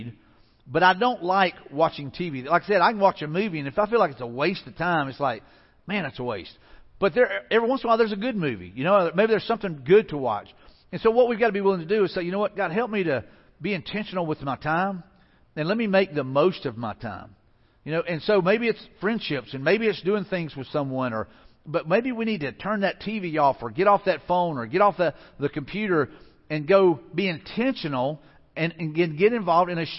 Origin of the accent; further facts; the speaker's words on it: Mobile, Alabama, United States; moved away; also born or lived in Pensacola; I grew up in the Mobile area, so I've got lots of family down there and friends